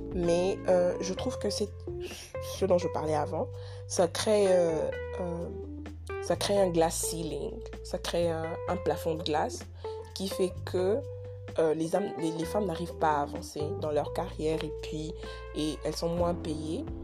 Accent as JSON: {"language": "French", "country": "DR Congo", "lives_now": "Kinshasa, Democratic Republic of the Congo", "said": "je suis Congolais, je suis à Kinshasa"}